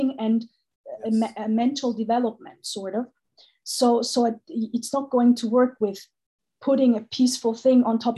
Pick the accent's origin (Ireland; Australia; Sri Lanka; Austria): Austria; I was born in Austria, but I've never felt like an Austrian